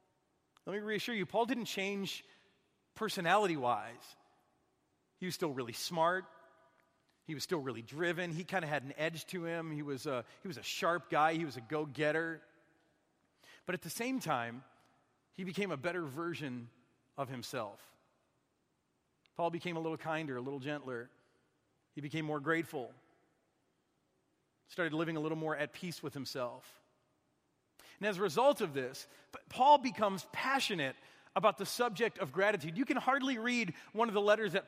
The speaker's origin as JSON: {"language": "English", "region": "Michigan", "country": "United States", "tie": "born or raised there", "also_born_or_lived": "Minnesota", "moved": "yes", "said": "I'm from Michigan. They don't make us grateful up there. It's too cold. It's too dark."}